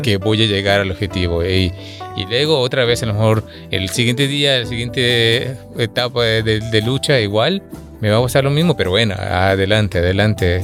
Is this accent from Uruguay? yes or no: no; Mexico; soy mexicano